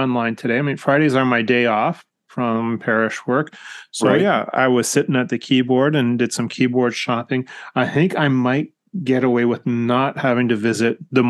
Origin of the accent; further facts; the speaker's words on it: Canada; growing up here in Canada